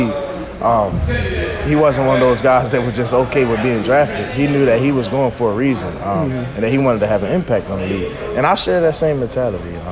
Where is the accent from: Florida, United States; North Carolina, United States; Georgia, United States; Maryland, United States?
Maryland, United States; Baltimore; growing up in Baltimore